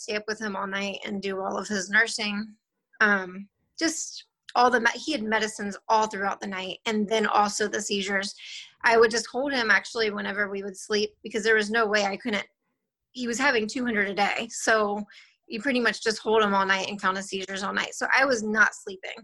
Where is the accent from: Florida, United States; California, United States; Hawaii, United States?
Florida, United States; Jacksonville; also born or lived in Lynchburg, Virginia; now in Fernandina Beach, United States; Grew up in Jacksonville, Florida